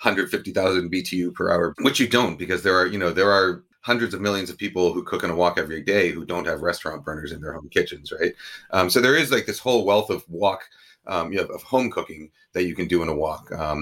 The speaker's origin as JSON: {"language": "English", "region": "New York", "country": "United States", "tie": "born or raised there", "said": "there's two recipes for Kung Pao chicken in this, but one that's sort of the Chinese American version that I grew up with in New York."}